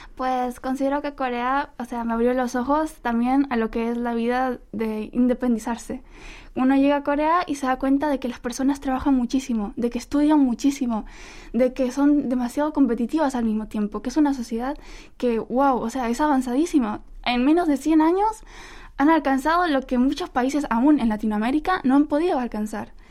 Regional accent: Ecuador; now in South Korea; los ecuatorianos que nos encanta la farra los fines de semana

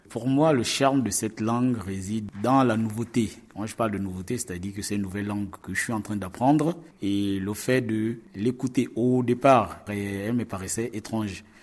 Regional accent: Gabon; je viens de la République euh, gabonaise

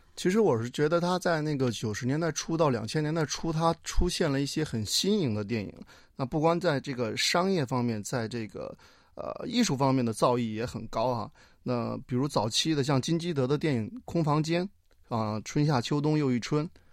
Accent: Henan, China; also born or lived in Beijing; now in South Korea; 因为我老家是河南的

